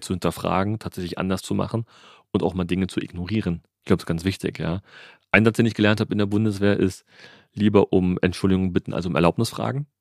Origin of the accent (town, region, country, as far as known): Germany